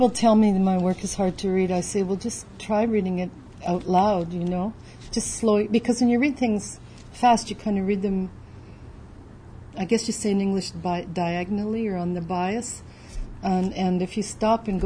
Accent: Canada; as a Canadian

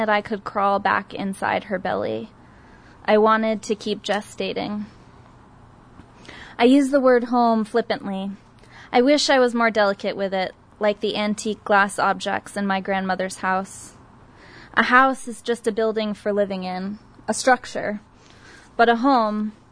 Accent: New Hampshire, United States; now in San Diego, United States; growing up in New Hampshire, it was just a place of residence, not a home.

